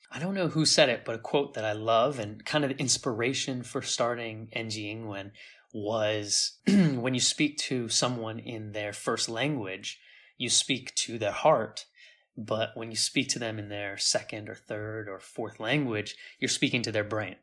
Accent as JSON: {"language": "English", "town": "San Diego", "region": "California", "country": "United States", "tie": "born or raised there", "also_born_or_lived": "India / Thailand", "moved": "as an adult", "lives_now": "Taiwan", "said": "San Diego, where I grew up in California"}